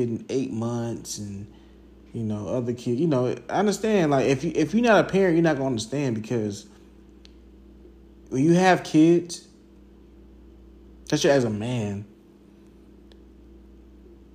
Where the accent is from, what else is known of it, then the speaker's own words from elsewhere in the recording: Jacksonville, Florida, United States; where I grew up in Arlington, Southside